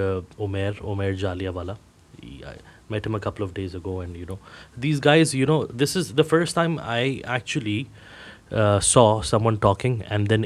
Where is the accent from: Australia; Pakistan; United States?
Pakistan; as a Pakistani dude